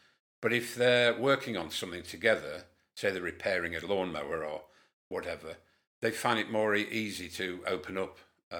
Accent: Whitehaven, North West England, United Kingdom; born there; also born or lived in Lincolnshire; now in Keighley, United Kingdom; I was born in Whitehaven, married in Lincolnshire after coming out of the RAF, moved up to Keighley with Magnet, and settled here, and we've been here 32 years.

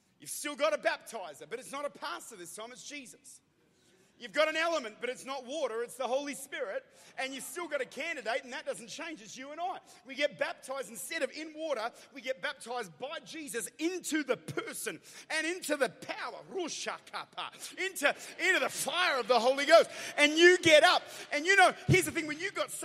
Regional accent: Australia; I'm an Aussie.

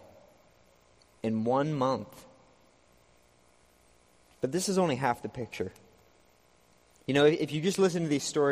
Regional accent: Texas, United States; I came from Texas.

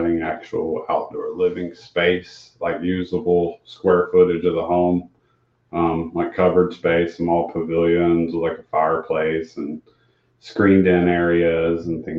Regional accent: Dawson, United States; I grew up here in Dawson

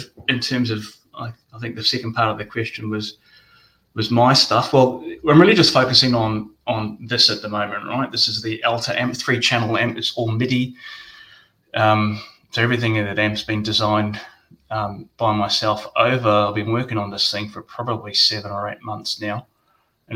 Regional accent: Auckland, New Zealand; moved away as an adult; now in Australia; Auckland, New Zealand, which is where I grew up. I'm a New Zealander by birth, actually. Been in Australia for about, I don't know, 20-odd years

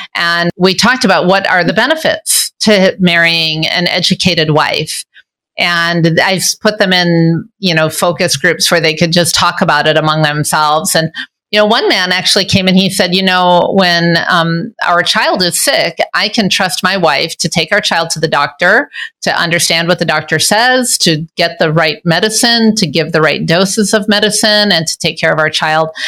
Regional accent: Michigan, United States; moved away as an adult; now in Juba, South Sudan; Now, I'm originally from Michigan and now I live in Juba

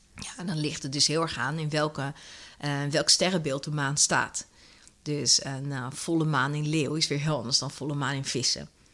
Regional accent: Netherlands; als Nederlanders zijn we wel eh, heel erg, ehm, ja, toch wel een soort van down to earth.

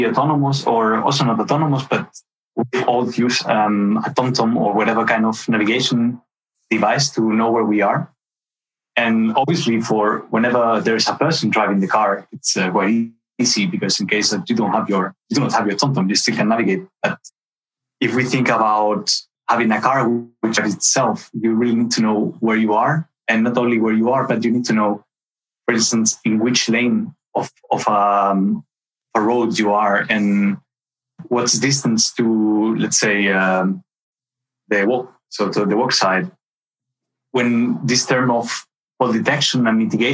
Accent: southern Spain, Spain; moved away as an adult; now in Germany; I'm originally from Spain, from the south of Spain, and I studied electrical engineering

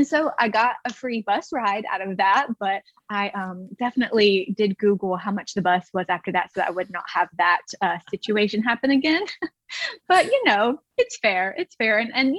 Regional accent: Alabama, United States; I am from Alabama, USA, and I studied abroad in Stirling, Scotland in 2019

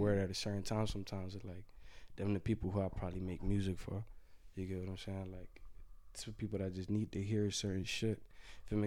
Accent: Florida, United States; I'm from Florida

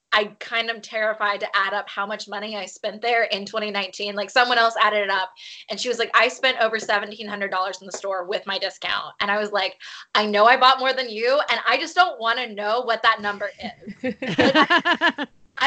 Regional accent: Birmingham, Alabama, United States; moved away as an adult; now in Nashville, United States; I currently live in Nashville, but I'm from Birmingham, where I spent the first 27 years of my life before I moved here to Nashville 2 years ago.

